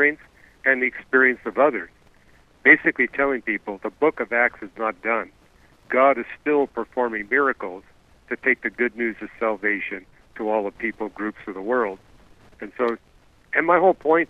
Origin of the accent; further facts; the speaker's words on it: Canada; I'm not from Germany. I'm from Canada